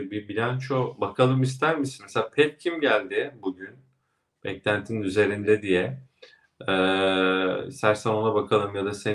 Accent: Kastamonu, Turkey; Ya bu arada benim memleketim biliyorsun Kastamonu.

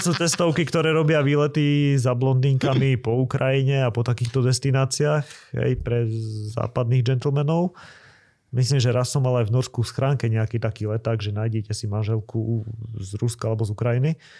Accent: Liptovský Mikuláš, Žilina Region, Slovakia; moved away as an adult; also born or lived in Norway / Bratislava; ja som v tom vyrastal proste, u nás v Mikulaši

